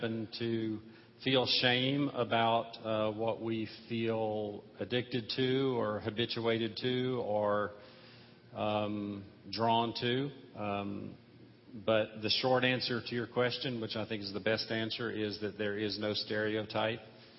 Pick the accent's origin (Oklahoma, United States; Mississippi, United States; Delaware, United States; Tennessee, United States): Mississippi, United States; I was born and raised in Mississippi